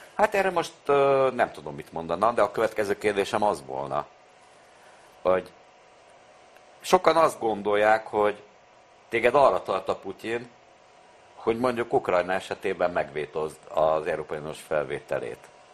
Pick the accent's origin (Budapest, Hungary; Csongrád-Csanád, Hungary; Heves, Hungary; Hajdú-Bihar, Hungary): Budapest, Hungary; Én a Foti úton születtem, akkor még Újpest nem tartozott a bűnös városhoz. Tehát én ugye Újpesten születtem, nem Budapesten